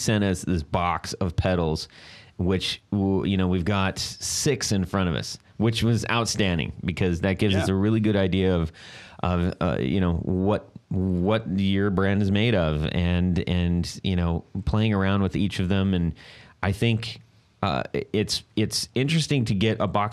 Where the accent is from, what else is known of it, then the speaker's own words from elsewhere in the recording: West Coast, United States; also born or lived in beach areas down south; now in Ohio, United States; I'm from the West Coast